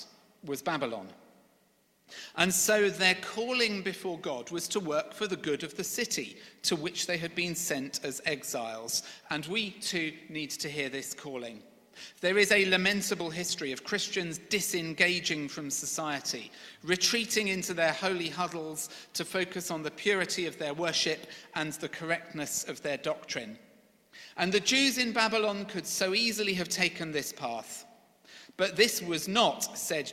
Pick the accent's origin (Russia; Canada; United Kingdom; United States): United Kingdom; Sevenoaks, South East England; now in London, United Kingdom; from Sevenoaks